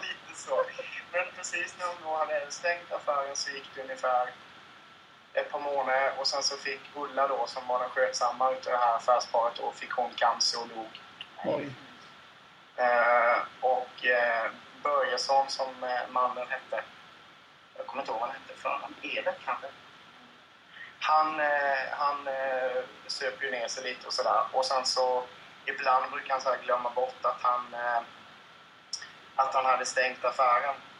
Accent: Kalmar County, Sweden; jag är ju uppvuxen på Öland

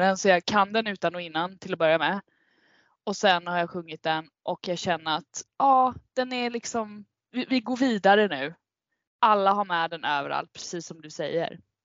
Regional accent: Kalmar, Kalmar County, Sweden; born or raised there; now in Stockholm, Sweden

